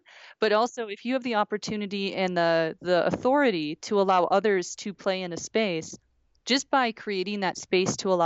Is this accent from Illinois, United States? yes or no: no; Wisconsin, United States; I'm from Wisconsin